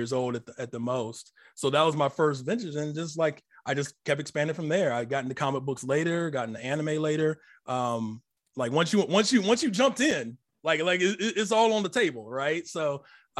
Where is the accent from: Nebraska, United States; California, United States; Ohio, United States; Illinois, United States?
Ohio, United States; Akron; also born or lived in Columbus, Ohio; born in Akron, Ohio. I've been living in Columbus, you know, since like my early teenage years.